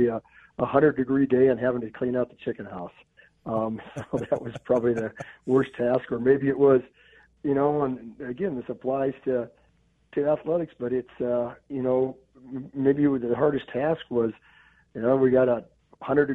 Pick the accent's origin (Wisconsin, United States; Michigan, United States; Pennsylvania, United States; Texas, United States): Wisconsin, United States; Platteville; also born or lived in Fargo, North Dakota; grew up on a farm in Southwest Wisconsin here